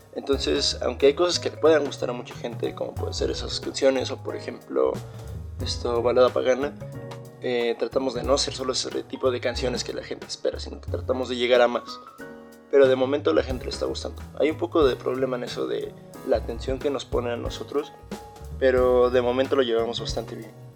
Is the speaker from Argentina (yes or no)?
no; Ixmiquilpan, Hidalgo, Mexico; Somos una banda de Exmiquilpan Hidalgo, nos conocimos cuando éramos niños en los Boy Scouts